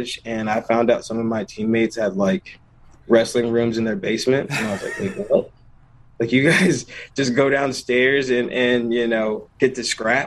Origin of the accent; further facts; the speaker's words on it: an hour from NC State, North Carolina, United States; moved away as an adult; also born or lived in Wisconsin; I'm an hour away from my hometown right now.